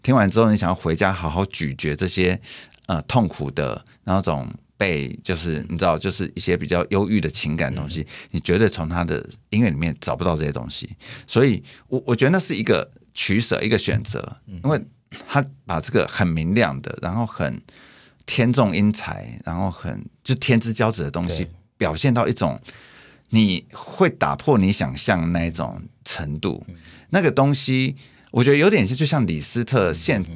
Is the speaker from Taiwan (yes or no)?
yes; Taiwan; 我们台湾人